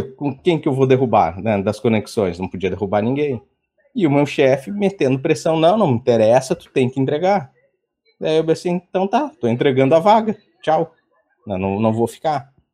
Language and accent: Portuguese; Porto Alegre, Rio Grande do Sul, Brazil; Sou de Porto Alegre